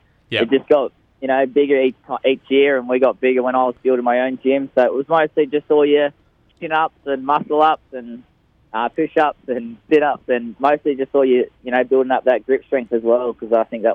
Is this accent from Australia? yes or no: yes; Boggabri, New South Wales, Australia; also born or lived in Queensland; I moved here from Queensland just for family, and I've ever been to Boggabri ever since